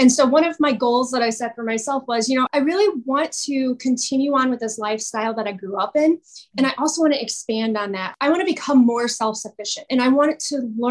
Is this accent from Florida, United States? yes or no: no; Northwest Indiana, United States; I grew up just outside of Chicago, actually, about 30 minutes outside of Chicago in Indiana, in Northwest Indiana